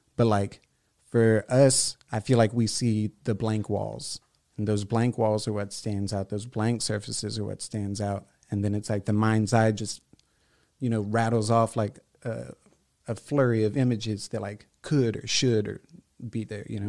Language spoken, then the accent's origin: English; La Porte, Texas, United States; I grew up on the southeast side